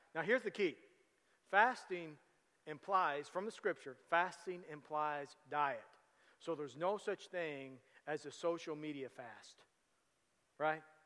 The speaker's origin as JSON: {"language": "English", "town": "Tecumseh", "country": "United States", "tie": "born or raised there", "said": "we grew up in Tecumseh"}